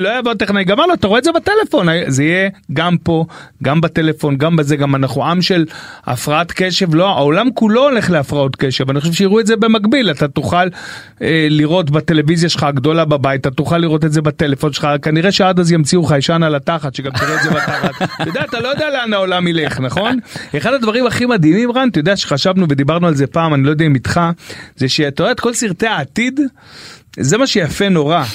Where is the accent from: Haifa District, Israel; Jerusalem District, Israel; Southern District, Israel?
Southern District, Israel; Beersheba; moved away; גדלנו ביחד בשכונה בבאר שבע, ו' הישנה